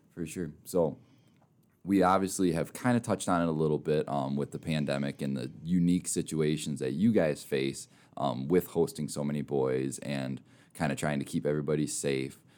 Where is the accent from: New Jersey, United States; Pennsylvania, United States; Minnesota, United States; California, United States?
Minnesota, United States; also born or lived in Mitchell, South Dakota; now in Rapid City, United States; I'm from Minnesota originally